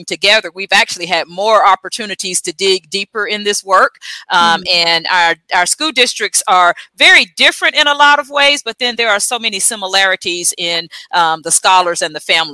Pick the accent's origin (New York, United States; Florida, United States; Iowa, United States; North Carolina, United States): North Carolina, United States; also born or lived in Tuscaloosa, Alabama; now in Selma, United States; I am from North Carolina originally